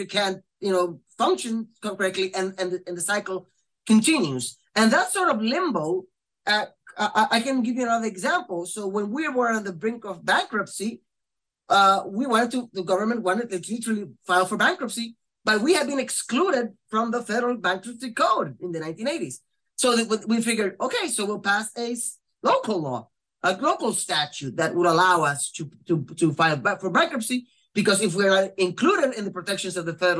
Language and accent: English; Puerto Rico